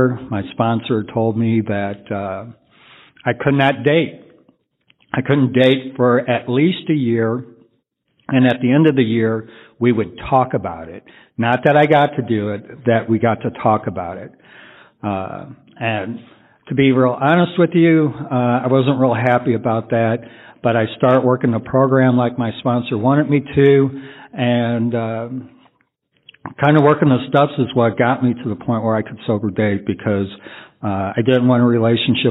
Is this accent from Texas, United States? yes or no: yes; San Antonio, Texas, United States; I'm from San Antonio